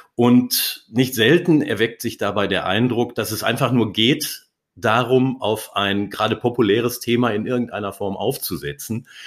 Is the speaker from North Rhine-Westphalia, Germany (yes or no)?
yes; Ruhr area, North Rhine-Westphalia, Germany; now in Darmstadt, Germany; Als gebürtiger Ruhrgebietler